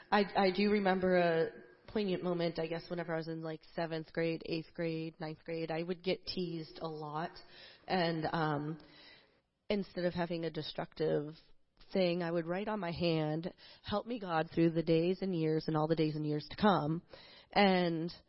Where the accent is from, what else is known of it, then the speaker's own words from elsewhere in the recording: New Jersey, United States; Um, well, I grew up in New Jersey, and every single summer I would come back to Pennsylvania to stay with my grandparents